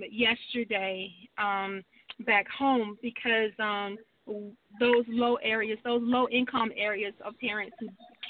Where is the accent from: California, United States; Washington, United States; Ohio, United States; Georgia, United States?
Georgia, United States; I'm from Georgia